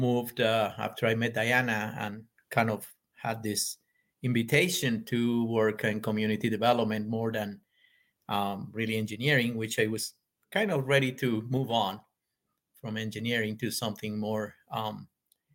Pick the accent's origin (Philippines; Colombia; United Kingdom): Colombia; moved away as an adult; now in Mount Shasta, United States; we're from Colombia, yeah. South America